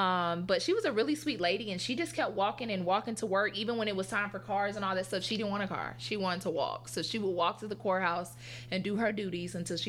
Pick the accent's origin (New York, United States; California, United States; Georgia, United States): Georgia, United States; Atlanta; also born or lived in Gwinnett County, Georgia / Stone Mountain, Georgia; a lot of people obviously know that I'm from Atlanta. Mm. I am not a Grady baby. Put that out there. I was born at Northside Hospital. And I grew up until the fourth grade in Gwinnett, so more on the Caucasian side of town